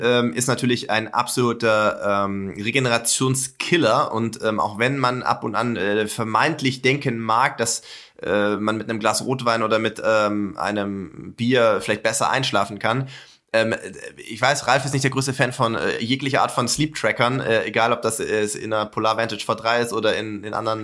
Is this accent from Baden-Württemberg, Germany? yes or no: yes; Sindelfingen, Baden-Württemberg, Germany; moved away; Gerlingen ist ja nicht weit weg von äh, meinem Geburtsort, nämlich von Sindelfingen.